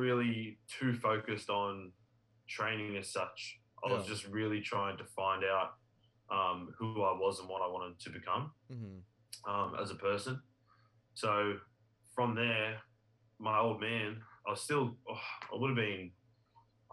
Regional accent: Australia; I'm from Australia, if you can't tell by my accent.

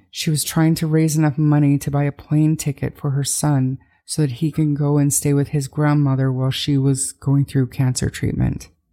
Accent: Calgary, Alberta, Canada; also born or lived in north of Edmonton, Alberta; This is obviously my hometown, Calgary, and my home province, Alberta

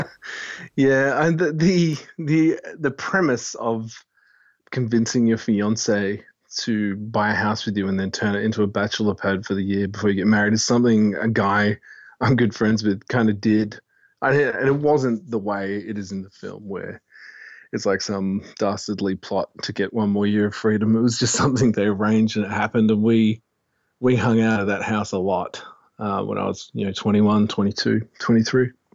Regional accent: Fremantle, Western Australia, Australia; I'm from Freo

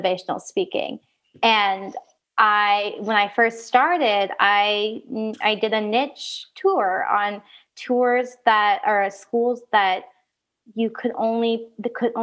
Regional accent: Oregon, United States; moved away; I grew up in Oregon

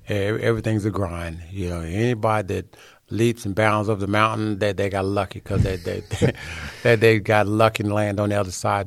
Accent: Hillsboro, Texas, United States; also born or lived in Dallas, Texas; I was born in a little small town called Hillsboro, Texas.

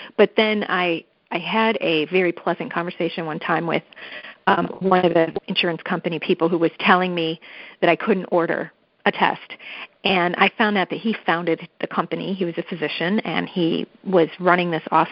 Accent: Cleveland, Ohio, United States; I did grow up in Cleveland, Ohio

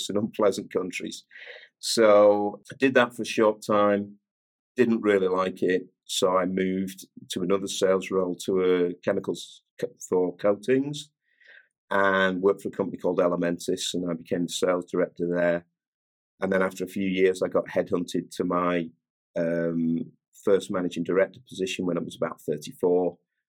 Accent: St Helens, North West England, United Kingdom; I'm from a town called St. Helens, which is in northern England. It's near Liverpool, and I was born and raised there

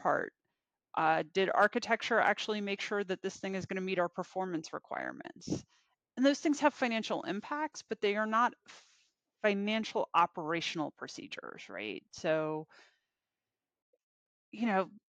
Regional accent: Virginia, United States; So I am mostly from Virginia. Typically, I've spent, with the exception of college, I think I've been within an hour of DC, hour and a half of DC for most of my life

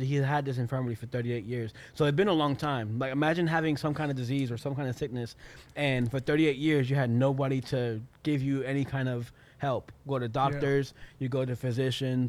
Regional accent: United States; I am so American

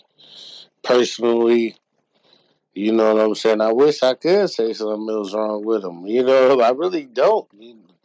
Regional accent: Detroit, Michigan, United States; I'm from Detroit

